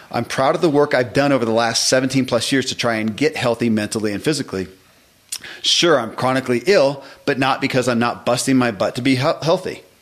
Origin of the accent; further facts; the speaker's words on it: the South, United States; I grew up in the South.